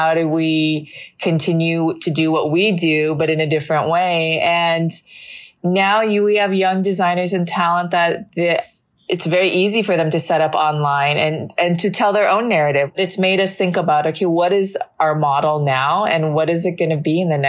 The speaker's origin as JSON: {"language": "English", "town": "Los Angeles", "region": "California", "country": "United States", "tie": "born or raised there", "also_born_or_lived": "New York", "moved": "as an adult", "said": "I was born in Los Angeles in Children's Hospital and near downtown. And I grew up there in mainly the Valley in Encino and in Northridge"}